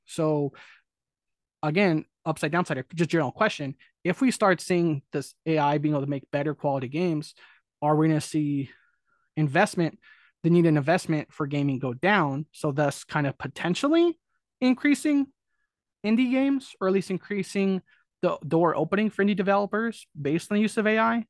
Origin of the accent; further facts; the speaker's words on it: California, United States; I'm born and raised in California